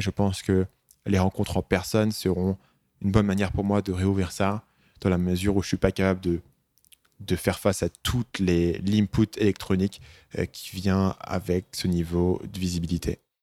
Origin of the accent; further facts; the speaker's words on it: France; moved away as an adult; also born or lived in Asia; je suis parti très tôt de France, quand j'avais 22 ans